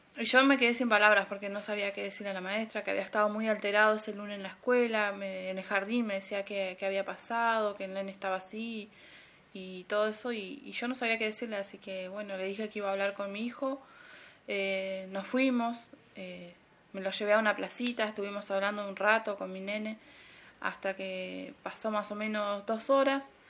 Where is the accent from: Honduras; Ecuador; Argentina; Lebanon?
Argentina; El Bolsón, Río Negro; soy de acá de Bolsón, Río Negro, Argentina